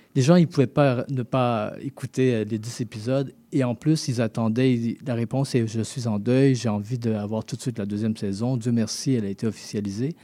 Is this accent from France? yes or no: no; Haiti; now in Montreal, Canada; mes deux parents sont haïtiens, mais je suis né en Haïti